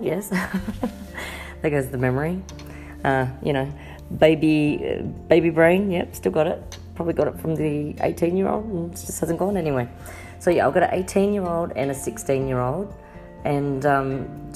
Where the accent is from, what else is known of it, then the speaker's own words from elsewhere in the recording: Sydney, New South Wales, Australia; I'm from Sydney, Australia